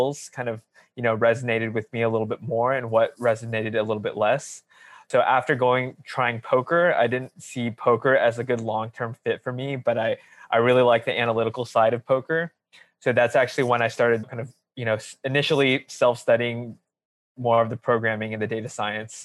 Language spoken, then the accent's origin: English; Alameda, California, United States; also born or lived in Los Angeles, United States; I grew up in the Bay Area. I had a pretty good childhood. Yeah, kind of spent, say, grade school all the way to high school in a small town called Alameda